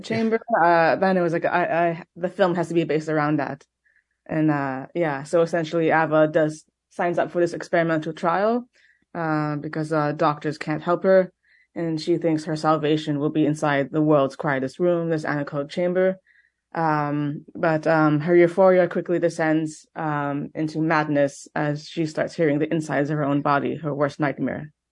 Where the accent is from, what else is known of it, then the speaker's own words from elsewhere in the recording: Montreal, Quebec, Canada; I'm from Montreal, but my family is also Ukrainian and Austrian